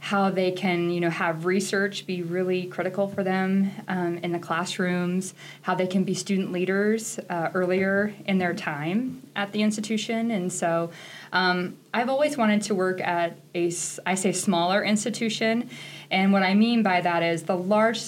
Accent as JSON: {"language": "English", "town": "Tekamah", "region": "Nebraska", "country": "United States", "tie": "born or raised there", "also_born_or_lived": "Kentucky / Texas", "moved": "as an adult", "lives_now": "Chadron, United States", "said": "I am from Takema, Nebraska. It's a small town in northeast Nebraska"}